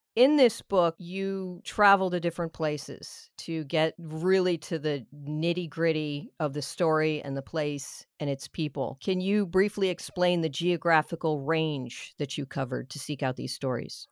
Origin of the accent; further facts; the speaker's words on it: Miami, Florida, United States; I'm more South, I'm like Miami